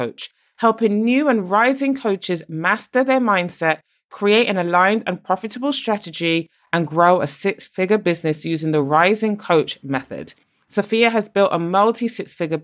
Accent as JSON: {"language": "English", "country": "Barbados", "also_born_or_lived": "United Kingdom", "moved": "yes", "said": "I'm originally from Barbados, and my dad decided to ship me off to the UK on my own to live with a family"}